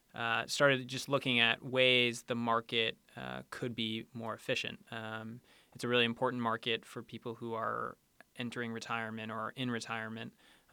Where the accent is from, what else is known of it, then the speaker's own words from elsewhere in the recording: Leeds, Maine, United States; So I grew up in Leeds, Maine, a zero stoplight town, and went to Penn for undergrad.